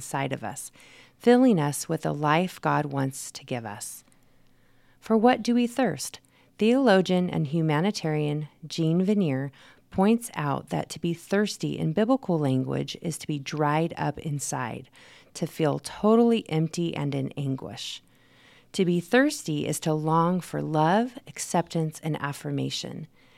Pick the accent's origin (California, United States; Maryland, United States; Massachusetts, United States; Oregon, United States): California, United States; Manteca; Cows, lots of farms. And there was a sugar plant. So when you drove through Manteca, you knew it because it smell